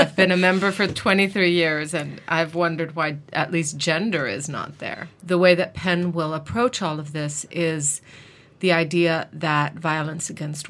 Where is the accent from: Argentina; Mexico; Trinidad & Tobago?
Mexico; also born or lived in New York, United States; I live in Mexico, and I was raised in Mexico, and I also went to university in the United States. I went to New York University